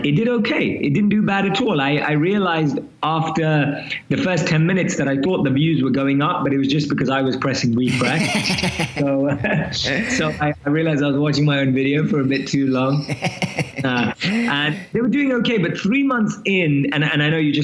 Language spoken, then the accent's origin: English; London, United Kingdom; moved away as an adult; now in New York City, United States; I'm born and raised in London, as you can probably tell from my accent